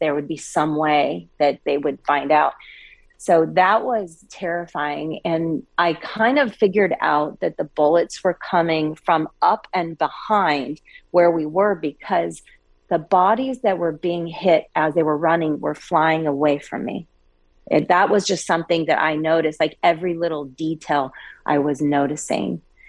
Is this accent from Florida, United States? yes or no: no; Coeur d'Alene, Idaho, United States; I'm actually originally from Coeur d'Alene, Idaho, been around guns pretty much my whole life.